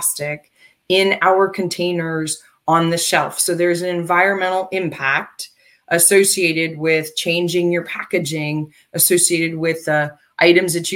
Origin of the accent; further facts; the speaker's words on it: United States; I'm American. And I've lived most of my life here